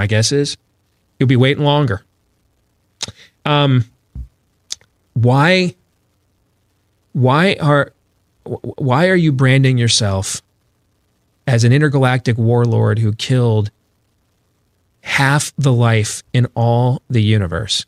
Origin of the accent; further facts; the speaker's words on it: Michigan, United States; moved away; where I grew up in Michigan